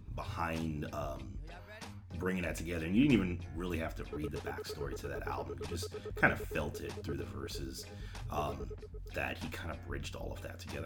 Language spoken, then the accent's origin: English; New York, United States; I'm from New York